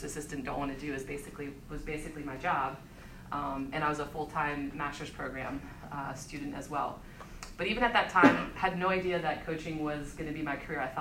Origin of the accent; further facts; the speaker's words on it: Ohio, United States; moved away as an adult; also born or lived in Myrtle Beach, South Carolina; I grew up in Ohio